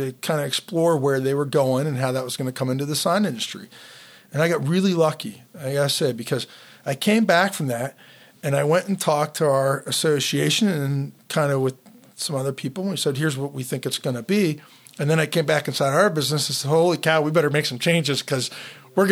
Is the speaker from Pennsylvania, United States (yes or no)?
yes; Pittsburgh, Pennsylvania, United States; I'm from Pittsburgh